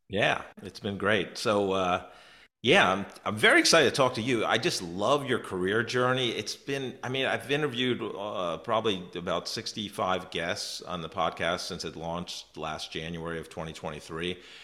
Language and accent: English; New York, United States; moved away; I'm from New York originally, about an hour north of the city